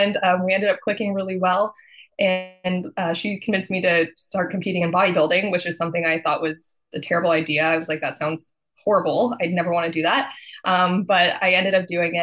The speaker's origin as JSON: {"language": "English", "region": "Texas", "country": "United States", "said": "I'm from Texas and that's what we do."}